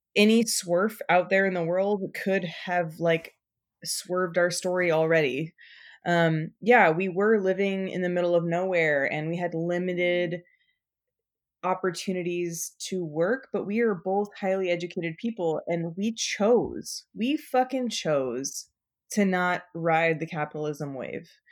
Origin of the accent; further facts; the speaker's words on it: Nevada, United States; also born or lived in New Orleans / New Mexico; now in Portland, United States; I grew up in Nevada